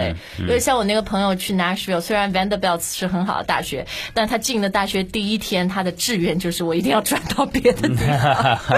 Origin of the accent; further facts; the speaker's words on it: China; 我们中国人